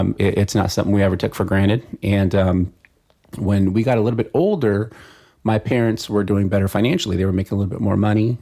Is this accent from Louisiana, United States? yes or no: no; San Fernando Valley, California, United States; San Fernando Valley.